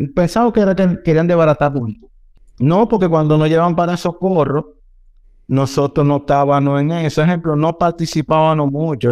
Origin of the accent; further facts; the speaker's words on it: Dominican Republic; como dominicanos, siempre andamos